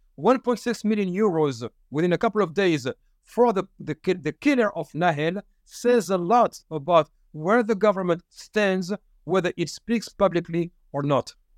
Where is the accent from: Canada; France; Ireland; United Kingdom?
France; Paris, Île-de-France; I'm from Paris, born and raised